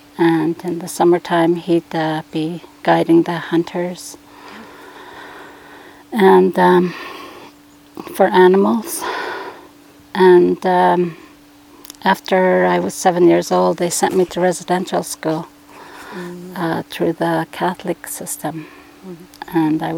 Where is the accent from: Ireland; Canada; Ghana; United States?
Canada; Snag, Yukon; also born or lived in Whitehorse, Yukon / Lower Post, British Columbia; I wasn't born in Snag. I was raised up there.